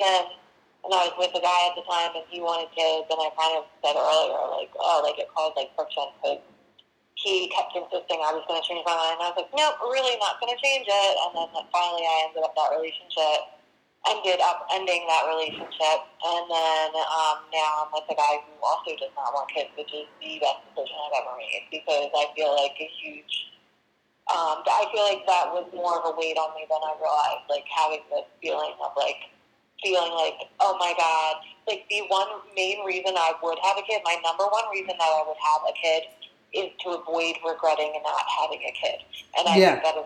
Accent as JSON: {"language": "English", "country": "United States", "said": "I'm from Delaware County."}